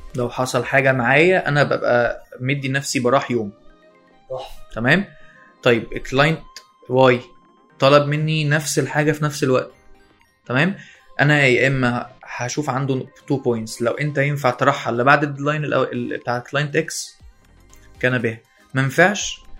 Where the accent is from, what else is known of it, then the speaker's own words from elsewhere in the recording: Alexandria, Alexandria Governorate, Egypt; انا اسكندرانية